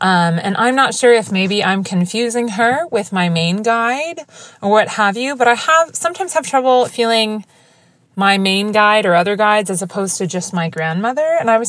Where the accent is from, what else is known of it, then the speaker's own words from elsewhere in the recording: Washington, District of Columbia, United States; Hi, Natalie. … I'm from Washington, D.C. in the United States.